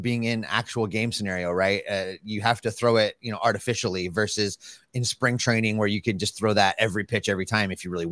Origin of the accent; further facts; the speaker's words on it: Frost, Texas, United States; I graduated from Frost High School, which is about 30 minutes from there between Hillsboro and Corsicana